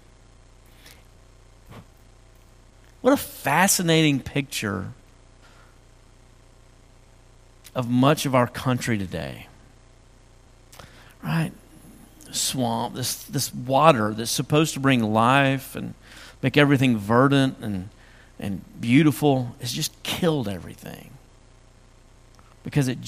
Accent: West Tennessee, United States; I grew up in West Tennessee, and we had swamps there

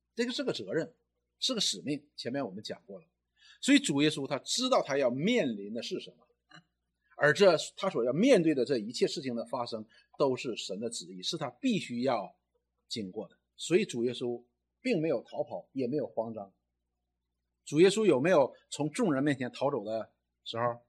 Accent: China; 我们中国人常常讲一句话：“你知道你是谁吗？”

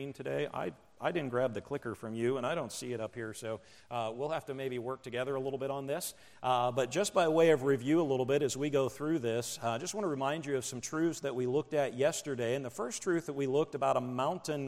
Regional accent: Indiana, Pennsylvania, United States; I grew up in a small town in Pennsylvania called Indiana, Pennsylvania

